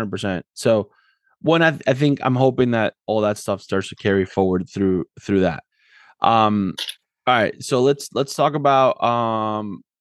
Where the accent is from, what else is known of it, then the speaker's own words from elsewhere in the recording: Argentina; me growing up in Argentina